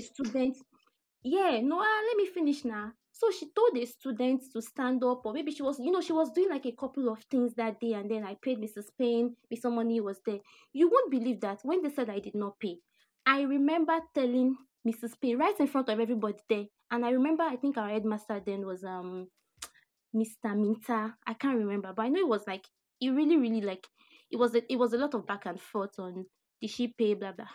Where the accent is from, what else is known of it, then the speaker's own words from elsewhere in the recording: Abeokuta, Ogun State, Nigeria; I grew up in Abeokuta here